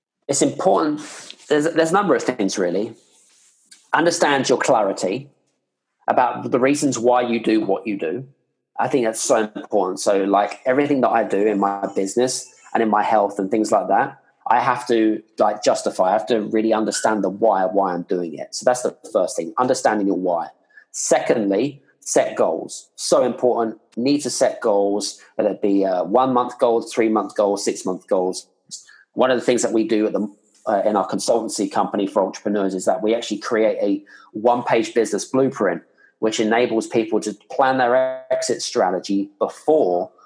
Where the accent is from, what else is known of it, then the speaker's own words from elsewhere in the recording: United Kingdom; now in Scandinavia; I'm here based in Scandinavia, but I'm British